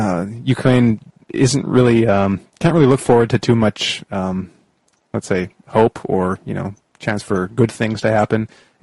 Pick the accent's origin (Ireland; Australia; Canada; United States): Canada; And like I'm Canadian, and we now have in Canada like a foreign minister